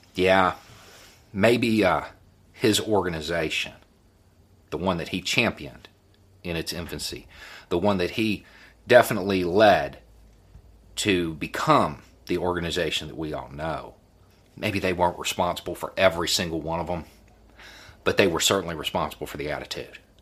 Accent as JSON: {"language": "English", "region": "the Tennessee Kentucky line", "country": "United States", "tie": "born or raised there", "said": "I grew up on the Tennessee Kentucky line."}